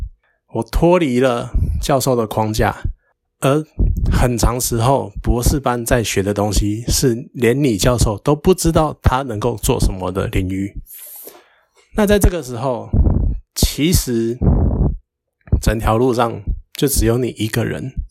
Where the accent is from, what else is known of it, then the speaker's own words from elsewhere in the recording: Taiwan; 因为其实这又会牵扯到我们台湾人好了，其实不止台湾人，甚至于整个可能东亚圈